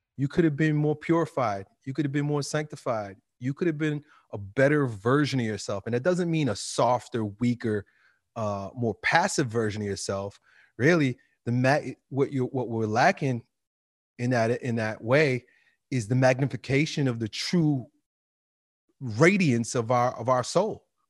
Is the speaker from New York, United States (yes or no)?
yes; New York City, New York, United States; as a kid, growing up in a black and white world, New York City